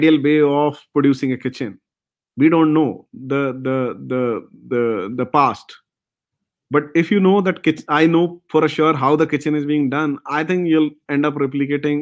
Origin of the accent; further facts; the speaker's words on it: India; now in Bangalore, India; We as an Indian